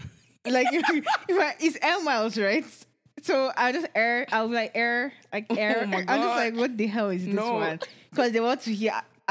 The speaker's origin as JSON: {"language": "English", "country": "Nigeria", "moved": "as an adult", "lives_now": "Canada"}